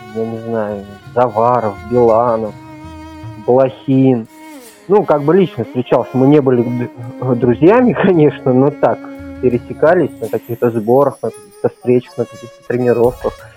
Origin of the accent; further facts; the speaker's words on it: Uzbekistan; moved away; Родился, вырос в Узбекистане.